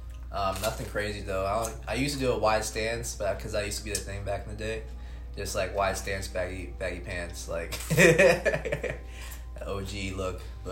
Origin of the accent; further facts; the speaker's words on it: Copley, Ohio, United States; I'm from Copley, Ohio.